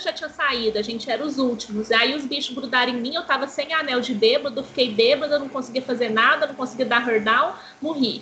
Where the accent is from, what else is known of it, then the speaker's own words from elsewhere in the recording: Belo Horizonte, Minas Gerais, Brazil; Eu sou de Belo Horizonte